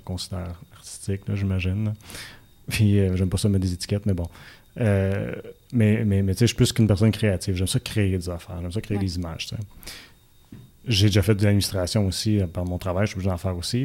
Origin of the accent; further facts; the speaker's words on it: Buckingham, Quebec, Canada; je viens de Buckingham